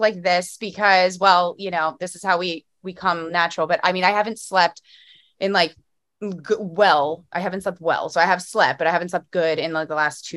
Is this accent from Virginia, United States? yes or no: no; Philadelphia, Pennsylvania, United States; I'm a Philly girl